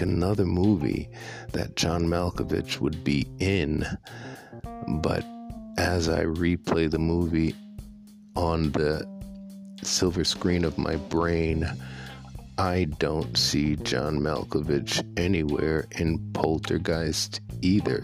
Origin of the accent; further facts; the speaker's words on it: New York, United States; When I was a kid growing up in New York, I never, ever thought about farming